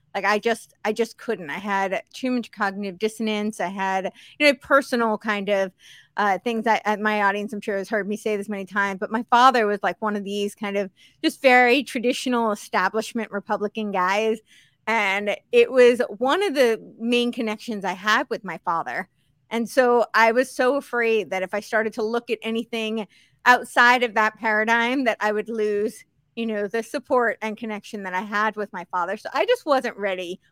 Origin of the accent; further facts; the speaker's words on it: Northeast, United States; also born or lived in Santa Monica, California; now in Tennessee, United States; I grew up on the East Coast, so the Northeast